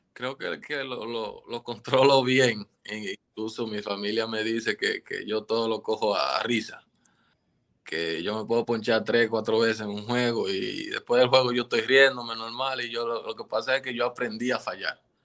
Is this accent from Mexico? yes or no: no; Dominican Republic